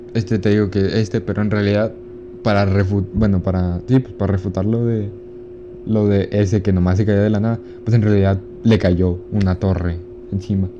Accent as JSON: {"language": "Spanish", "town": "Ciudad Juárez", "region": "Chihuahua", "country": "Mexico", "said": "También somos de Juárez"}